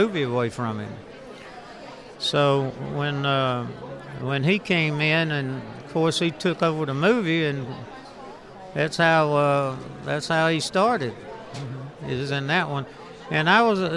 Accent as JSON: {"language": "English", "region": "South Carolina", "country": "United States", "tie": "born or raised there", "moved": "yes", "said": "where I grew up in South Carolina"}